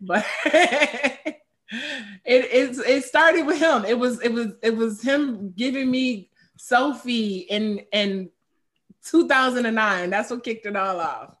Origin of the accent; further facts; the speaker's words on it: Chicago, Illinois, United States; I'm from Chicago